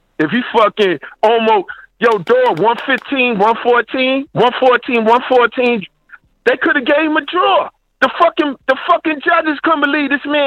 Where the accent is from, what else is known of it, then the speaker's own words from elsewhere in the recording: New York City, New York, United States; also born or lived in Queens; growing up in Brooklyn, then I moved to Queens